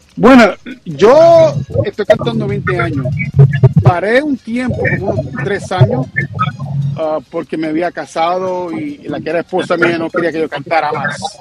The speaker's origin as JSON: {"language": "Spanish", "region": "New York", "country": "United States", "tie": "born or raised there", "said": "soy puertorriqueño, padre es puertorriqueño, pero vivo en Nueva York. Soy nacido en Nueva York."}